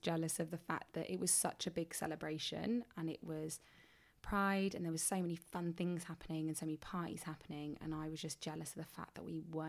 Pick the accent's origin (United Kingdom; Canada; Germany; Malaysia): United Kingdom; England; I'm from England.